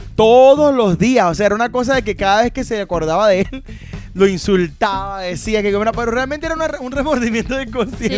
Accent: Venezuela; moved away as an adult; lo que nosotros como venezolanos vivimos

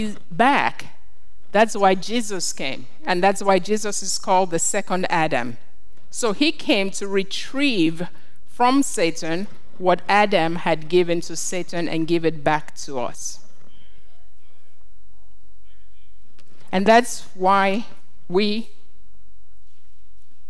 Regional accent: Nigeria; When I grew up in Nigeria, and we had what we called coups

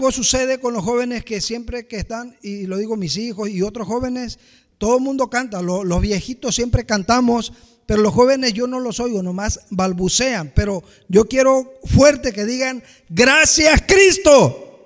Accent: Mexico; Y yo me, me imagino ahí postrado y veo a Dios ahí con su guarache de correa, será porque soy mexicano, ¿sí?

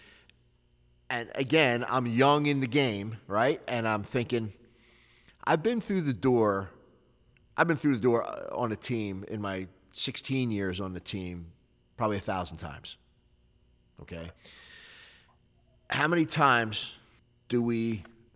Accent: Philadelphia, Pennsylvania, United States; I got involved in some street fights growing up in Philly

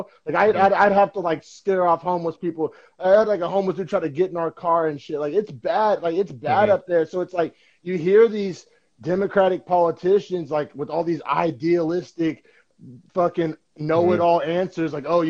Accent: Oklahoma, United States; So, you know, I came from Oklahoma and as everybody knows, Oklahoma is pretty much like a red state

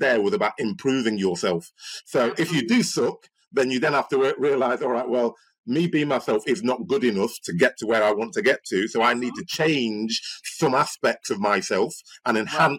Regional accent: Nigeria; I'm a Nigerian.

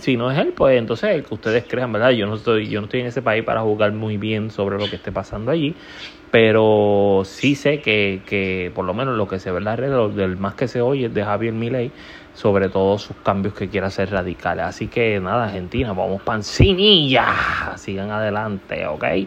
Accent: Puerto Rico; mi país natal, Puerto Rico

